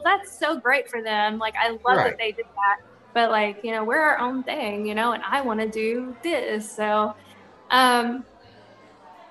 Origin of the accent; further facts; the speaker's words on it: Little Rock, Arkansas, United States; we're from Arkansas, I'm from Little Rock